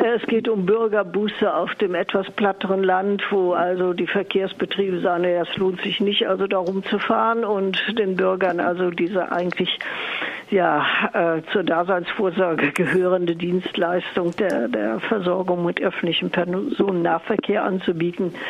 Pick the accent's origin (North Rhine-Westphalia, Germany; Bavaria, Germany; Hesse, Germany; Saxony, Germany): North Rhine-Westphalia, Germany; Cologne; hier in meiner Heimatstadt in Köln